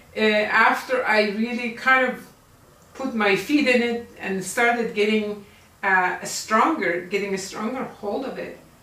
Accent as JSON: {"language": "English", "country": "Iran", "tie": "born or raised there", "also_born_or_lived": "United States / Egypt", "moved": "as an adult", "lives_now": "Malaysia", "said": "I was born in Iran in 1947, makes me 73 years old at this time, 2020"}